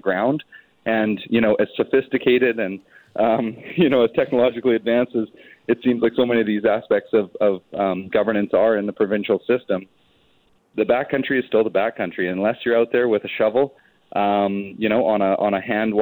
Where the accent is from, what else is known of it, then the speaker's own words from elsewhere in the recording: British Columbia, Canada; we as British Columbians